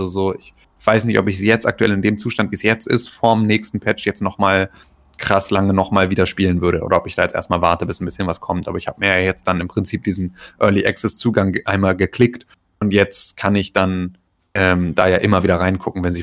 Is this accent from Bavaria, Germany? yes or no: no; Gifhorn, Lower Saxony, Germany; hatten wir in, in Gifhorn, in, in meiner Heimatstadt, gab es Döpke.